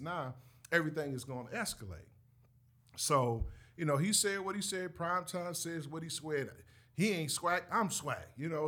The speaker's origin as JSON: {"language": "English", "region": "the North", "country": "United States", "said": "us up north."}